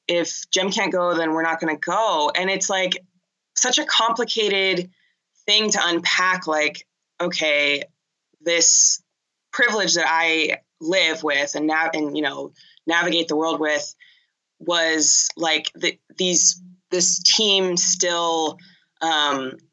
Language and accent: English; Pasadena, California, United States; also born or lived in Boston; I grew up in Pasadena and went to a Catholic school in Pasadena